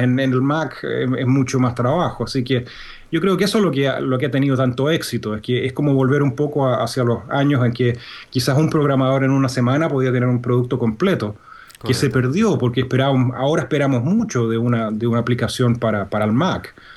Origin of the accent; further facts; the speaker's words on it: Santiago, Santiago Metropolitan Region, Chile; moved away as an adult; also born or lived in North Carolina / Indiana; now in Birmingham, Alabama, United States; yo soy chileno. Yo nací y crecí en Chile, en Santiago